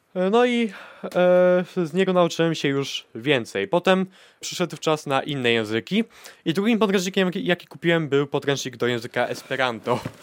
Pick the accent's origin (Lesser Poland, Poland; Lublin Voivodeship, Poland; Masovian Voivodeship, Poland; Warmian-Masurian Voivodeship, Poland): Warmian-Masurian Voivodeship, Poland; Węgorzewo; ja z miejsca urodzenia też jestem Mazurem